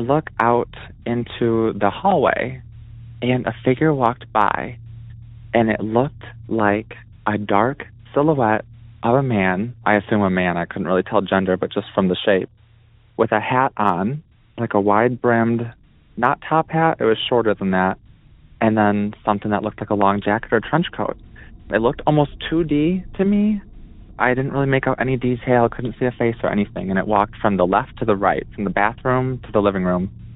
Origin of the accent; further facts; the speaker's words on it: Wisconsin, United States; I'm from Wisconsin